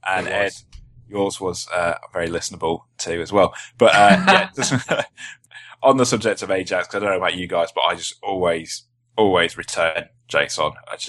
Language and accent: English; South East England, United Kingdom